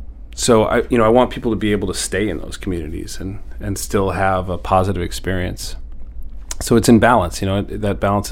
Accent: Northern Maine, United States; also born or lived in Seattle; now in Portland, United States; I grew up in Northern Maine. I grew up, my dad worked in Millinocket.

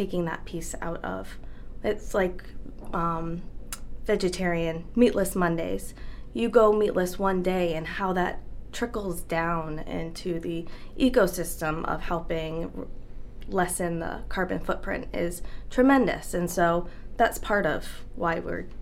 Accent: Connecticut, United States; moved away as an adult; also born or lived in Boston, Massachusetts; now in Kennebunk, United States; I grew up in Connecticut, so this has always felt more like home

